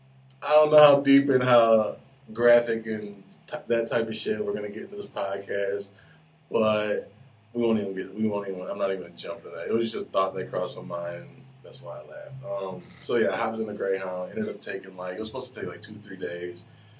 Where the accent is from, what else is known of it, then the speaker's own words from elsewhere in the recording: Detroit, Michigan, United States; The homie Floyd, I grew up with him in Detroit.